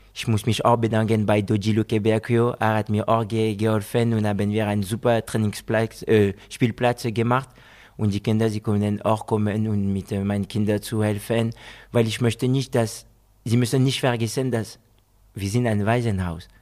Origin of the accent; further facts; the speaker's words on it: France; German is a second language; moved away as an adult; also born or lived in Guinea / Spain; now in Germany; Ich bin Franzose, geboren in Frankreich.